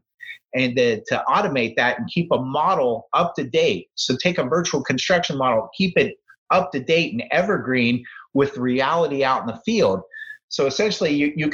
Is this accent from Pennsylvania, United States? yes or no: yes; Pittsburgh, Pennsylvania, United States; I grew up in Pittsburgh, went to Penn State